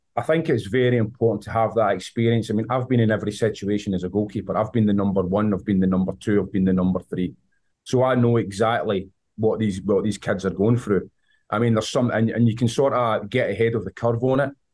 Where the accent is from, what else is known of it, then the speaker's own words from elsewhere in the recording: Scotland, United Kingdom; accent: Scottish; moved away as an adult; also born or lived in Vancouver, Canada; now in United States; you can tell with my accent, I'm from Scotland.